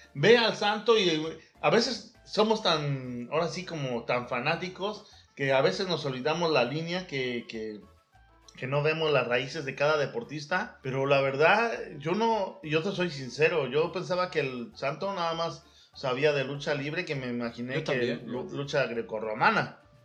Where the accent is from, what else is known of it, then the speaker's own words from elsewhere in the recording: Veracruz, Mexico; moved away; also born or lived in Mexico City; me criaron en Veracruz, pero oh. nací ahí en el DF y viví unos tiempos ahí en la colonia, colonia, Guerrero